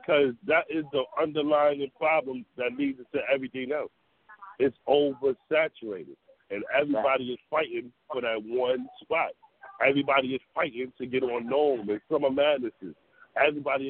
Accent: New York City, New York, United States; also born or lived in Brooklyn; I'm from Harlem

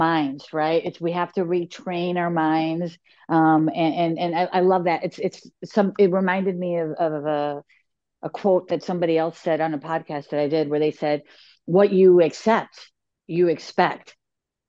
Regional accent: Chicago, Illinois, United States; I was born and raised in Chicago, and we say, "You guys."

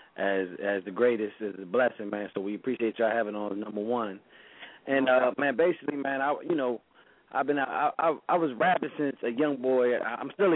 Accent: VA, Virginia, United States; down in my hometown

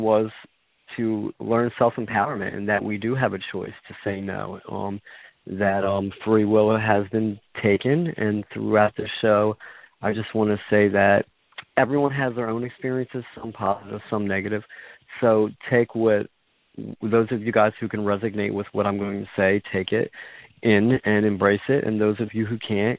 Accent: Philadelphia, Pennsylvania, United States; I grew up in Philadelphia, Pennsylvania

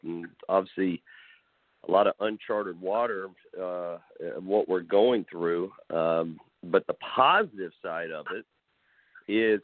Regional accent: Madisonville, Kentucky, United States; moved away; growing up in Madisonville

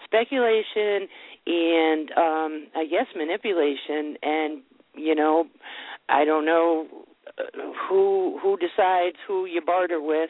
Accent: United States; my parents literally came here. I'm first generation American

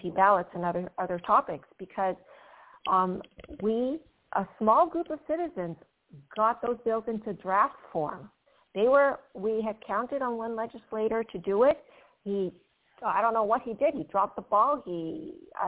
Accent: Venezuela; also born or lived in Panama; now in United States; I was born in Panama and I was raised in Venezuela.

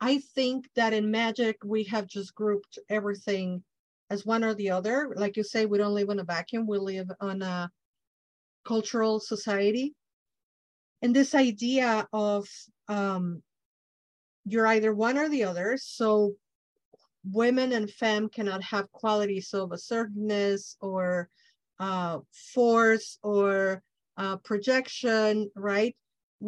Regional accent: Mexico; English is a second language; I'm Mexican from Mexico

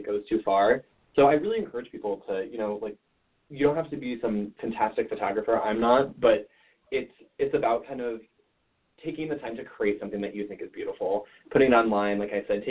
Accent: Adirondack Mountains, New York, United States; now in Olean, United States; back home, I'm from the Adirondack Mountains

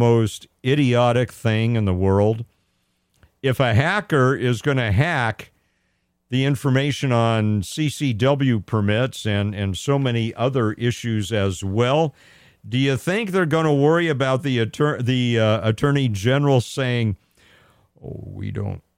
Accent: United States; born or raised there

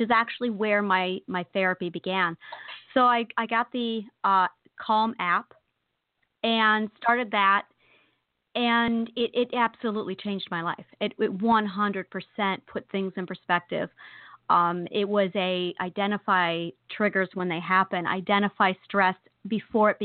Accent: New York, United States; I'm a New Yorker

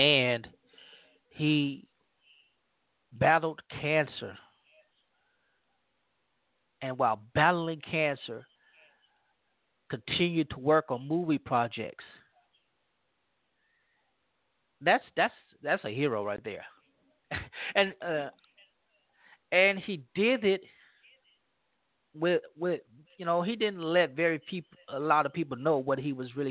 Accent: Louisiana, United States; moved away; my home state of Louisiana and my hometown in Louisiana

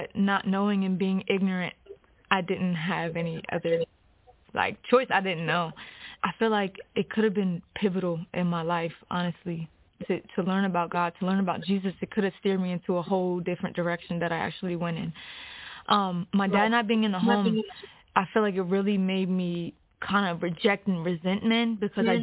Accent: Hagerstown, Maryland, United States; I'm from Hagerstown, Maryland

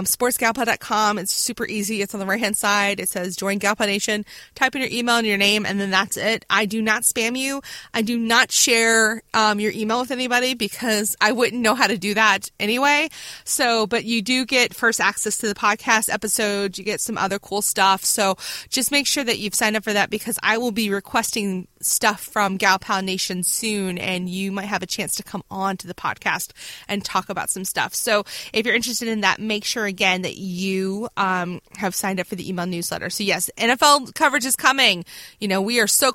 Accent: Virginia Beach, Virginia, United States; from Virginia Beach, one of my hometown.

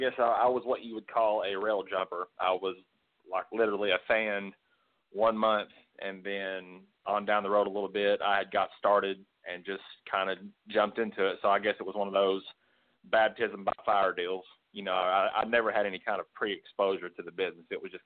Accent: Kentucky, United States; now in Georgia, United States; I actually moved to Georgia, where I'm at now. I moved here originally from Kentucky, where I went to school at.

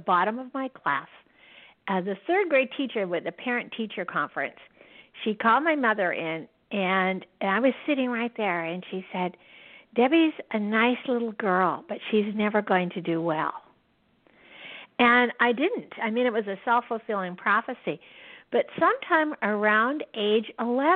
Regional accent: Yakima, Washington, United States; I was born and raised in Yakima, Washington, which is right in the center of Washington State

